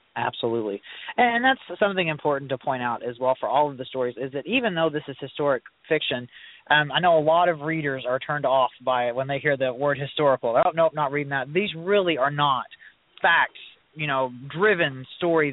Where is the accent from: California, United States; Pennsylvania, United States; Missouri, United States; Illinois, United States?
Missouri, United States; Southeast; I was born and raised in Southeast Missouri